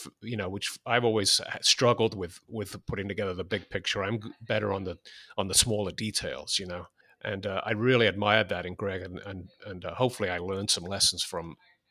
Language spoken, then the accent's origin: English; England, United Kingdom; I was born in 1962. So when punk broke in England in 76, I was 14 years old. And I think anyone growing up in England at that time felt that the music had gotten a bit stale.